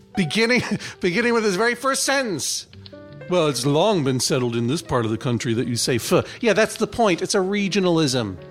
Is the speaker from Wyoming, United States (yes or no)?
no; Brookline, Massachusetts, United States; I am from Brookline, Massachusetts